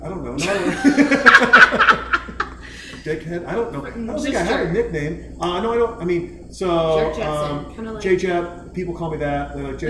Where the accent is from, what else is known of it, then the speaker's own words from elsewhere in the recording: Montana, United States; also born or lived in Kalispell, Montana; now in Austin, United States; I grew up in Montana.